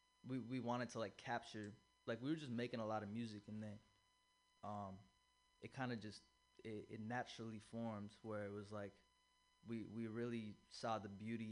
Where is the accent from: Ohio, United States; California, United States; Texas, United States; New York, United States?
California, United States; San Francisco; I grew up in Noe, 28th Street